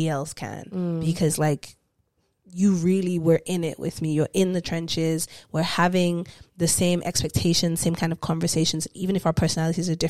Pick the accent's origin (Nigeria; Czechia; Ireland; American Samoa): Nigeria; moved away; we're all women here, we're cis women, we are Nigerian